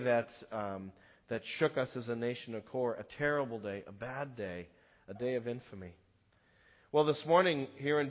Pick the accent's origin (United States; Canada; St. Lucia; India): United States; as an American, knowing the history